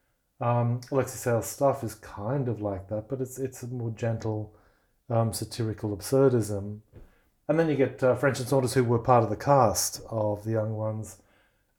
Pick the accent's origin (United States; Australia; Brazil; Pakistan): Australia; I'm Russian background, but I grew up as an English-speaking Australian